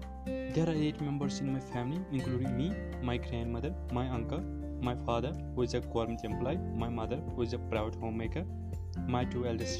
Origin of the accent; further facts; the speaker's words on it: Jammu and Kashmir, India; I am from Kashmir and also born and brought up in Kashmir.